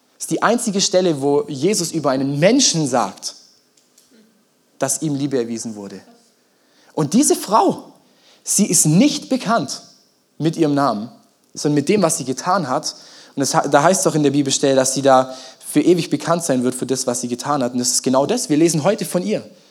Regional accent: Germany; wir Deutschen

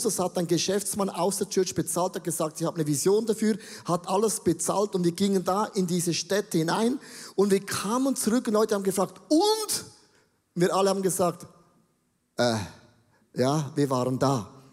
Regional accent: Buchs, St. Gallen, Switzerland; Ich bin ja katholisch aufgewachsen und ich bin in der Nähe von Österreich aufgewachsen, in Bux

